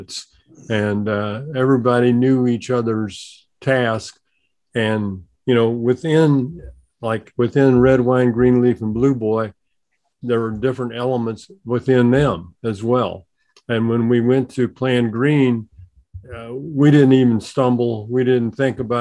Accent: Missouri, United States; being from Missouri, the Oshomi State

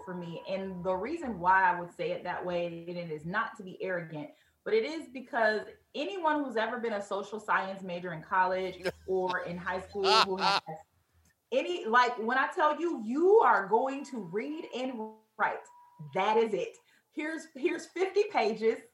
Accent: Detroit, Michigan, United States; I am born and raised native of Detroit

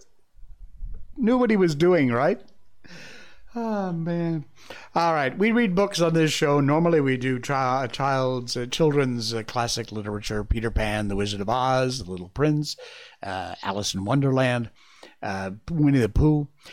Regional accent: Malaysia; my home country, Malaysia

